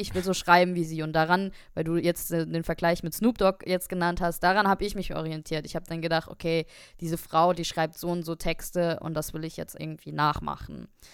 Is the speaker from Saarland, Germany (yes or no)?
yes; Saarbrücken, Saarland, Germany; moved away as an adult; now in Darmstadt, Germany; ich bin auch aus Darmstadt, aber ich bin ursprünglich aus Saarbrücken bin dann wegen äh, des Studiums nach Darmstadt gezogen